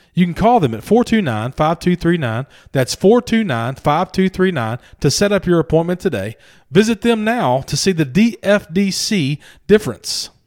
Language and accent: English; Louisiana, United States; moved away; junior high, we call it in Louisiana, at least in my hometown